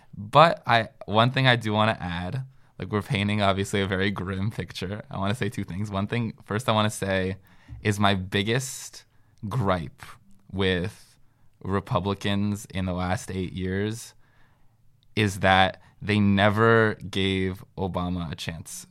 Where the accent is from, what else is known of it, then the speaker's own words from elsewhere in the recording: Northern New Jersey, United States; moved away; also born or lived in Washington, D.C.; I am from Northern New Jersey